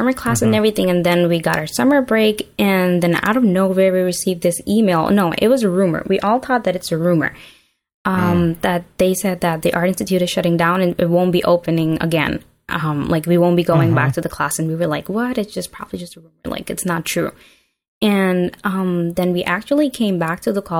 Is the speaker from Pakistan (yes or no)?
yes; Pakistan; moved away as an adult; I grew up in Pakistan and then I moved here like almost 7 years ago now.